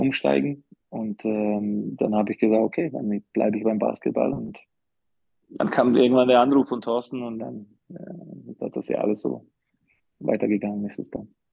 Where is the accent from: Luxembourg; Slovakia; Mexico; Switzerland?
Slovakia; German is a second language; also born or lived in Karlsruhe, Germany / Bamberg, Germany / Munich, Germany / Ulm, Germany; now in Germany; ich bin ja jetzt länger außerhalb der Slowakei, als ich in der Slowakei war